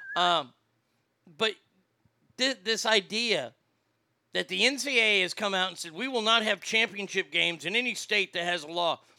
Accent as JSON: {"language": "English", "town": "Placerville", "region": "California", "country": "United States", "said": "I'm from Hangtown"}